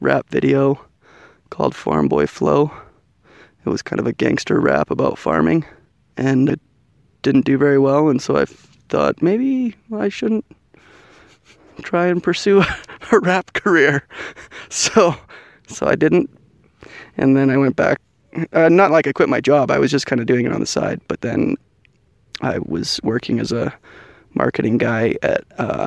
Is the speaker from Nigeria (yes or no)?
no; Canada; now in United States; I am a Canadian living in the United States of America